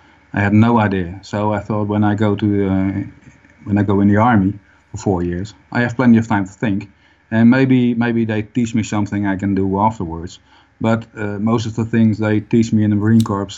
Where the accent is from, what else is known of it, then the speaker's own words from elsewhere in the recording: Netherlands; born and raised. Yep. I'm living in the Netherlands for 50 years now